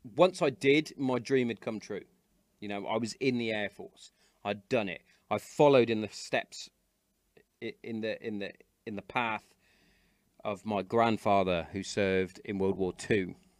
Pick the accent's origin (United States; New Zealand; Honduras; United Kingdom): United Kingdom; Hereford, West Midlands; I grew up in Hereford